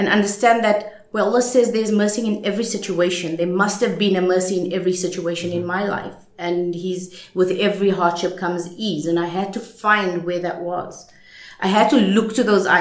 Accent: Johannesburg, Gauteng, South Africa; moved away; I didn't grow up in Cape Town. I grew up in Johannesburg in apartheid years

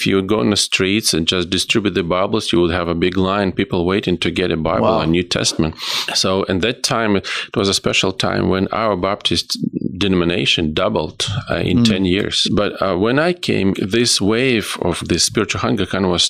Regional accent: Ukraine; English is a second language; moved away; I'm from Ukraine, which it was a former Soviet Union. I was born there, I was raised there

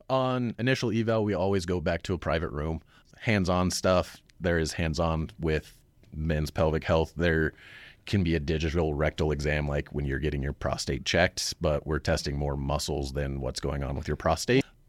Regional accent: Cheyenne, Wyoming, United States; Originally, I'm from Cheyenne

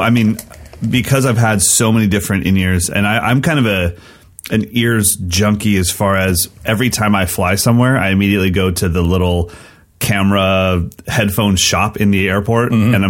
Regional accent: West Coast, United States; also born or lived in Sacramento, California; I'm a West Coast guy. So that's why I live where I live. You know, Sacramento is the nice in between. We're 2 hours from the mountains and we're 2 hours from San Francisco, but we're just kind of in the middle.

